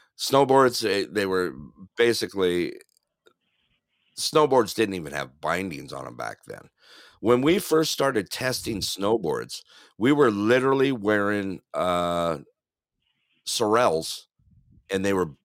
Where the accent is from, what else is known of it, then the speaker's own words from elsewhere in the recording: Big Bear Lake, California, United States; I grew up in Big Bear Lake, California